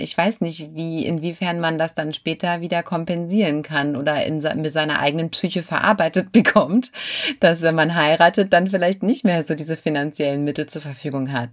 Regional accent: Germany; bei uns in Deutschland

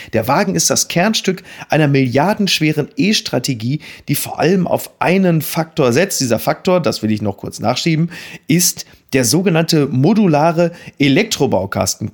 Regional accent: Dortmund, North Rhine-Westphalia, Germany; als Dortmunder

